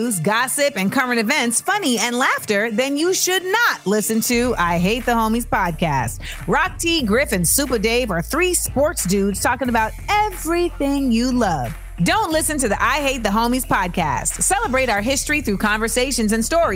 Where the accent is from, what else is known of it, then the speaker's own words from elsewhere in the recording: Orlando, Florida, United States; Orlando, my hometown